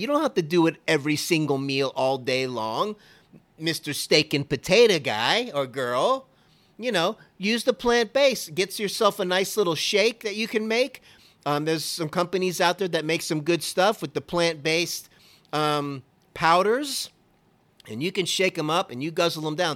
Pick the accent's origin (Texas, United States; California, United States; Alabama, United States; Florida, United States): Florida, United States; Miami; I was born and raised in Miami